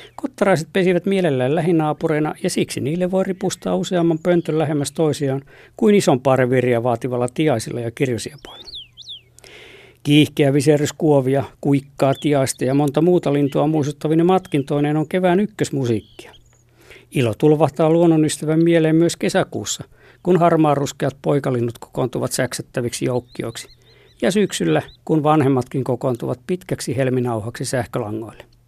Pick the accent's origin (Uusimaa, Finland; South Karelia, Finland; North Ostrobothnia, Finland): South Karelia, Finland; Lappeenranta; Lapsuuteni maisemissa Lappeella